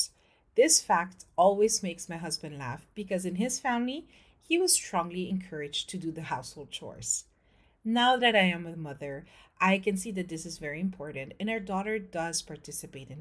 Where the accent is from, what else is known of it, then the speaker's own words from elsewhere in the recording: Philippines; moved away as an adult; now in France; I'm French-Filipino. I grew up in the Philippines, and in 2011, I moved to France with my husband and my daughter